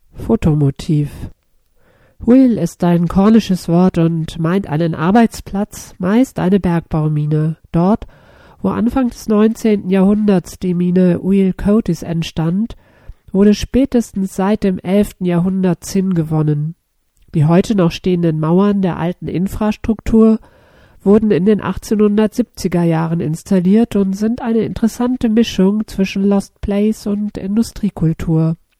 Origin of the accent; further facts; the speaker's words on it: Germany; accent: German-speaking; Aus dem Land der Feinde